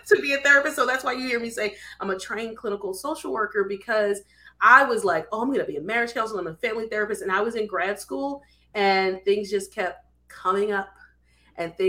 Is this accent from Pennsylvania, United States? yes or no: yes; Philadelphia, Pennsylvania, United States; So we're both originally from Philadelphia, or he's from close to Philadelphia, but I'm from Philadelphia